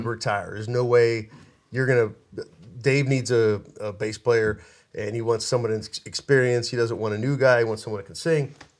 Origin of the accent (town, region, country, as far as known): Pittsburgh, Pennsylvania, United States; moved away